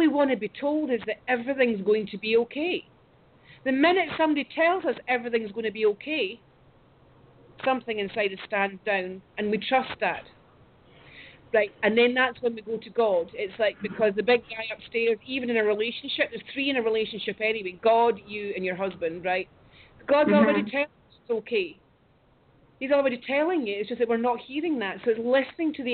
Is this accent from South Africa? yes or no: no; United Kingdom; I moved back up to my hometown to this glorious place